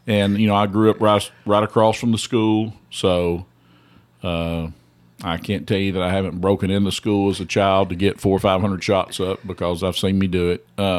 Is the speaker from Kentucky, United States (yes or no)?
yes; Elkhorn City, Kentucky, United States; Well, it's small town USA. It's probably about 1,100 people in the town, about 7 cats and 12 dogs. That's what I tell people. We always called it the last big town before you leave Kentucky because it's on the Virginia border.